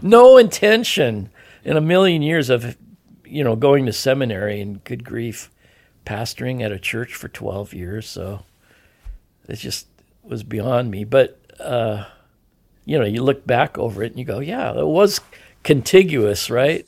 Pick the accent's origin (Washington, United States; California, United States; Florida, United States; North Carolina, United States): Washington, United States; Edmonds; grew up in Lily White, Edmonds, Woodway, Washington